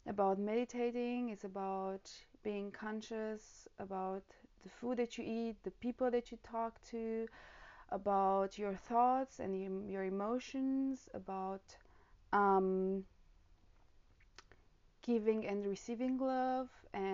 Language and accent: English; Romania; now in Germany; I live currently in Germany. I'm from Romania